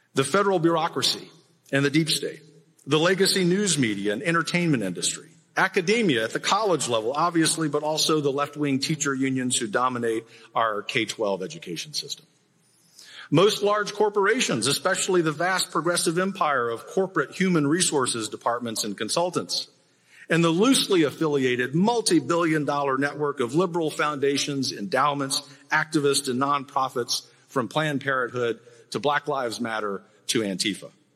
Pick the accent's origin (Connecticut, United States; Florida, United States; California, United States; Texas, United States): Texas, United States; as a Texan